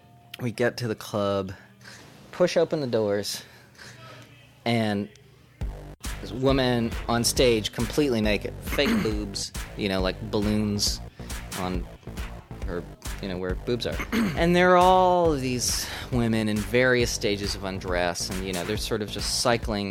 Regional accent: Boston, Massachusetts, United States; I'm from Boston

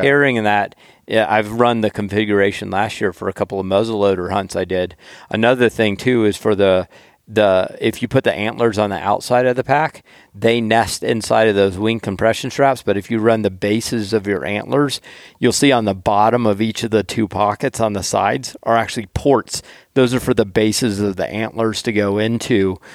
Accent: the South, United States; I'm from the South.

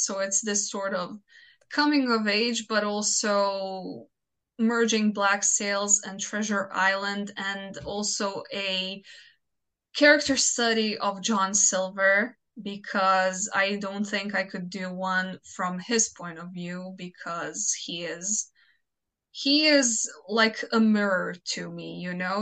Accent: Croatia; first language Croatian; English is a second language

